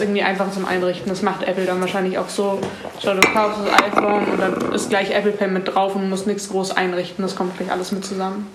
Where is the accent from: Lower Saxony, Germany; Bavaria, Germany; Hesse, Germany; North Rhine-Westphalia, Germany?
Bavaria, Germany; Munich; ich komme auch aus München und bin 15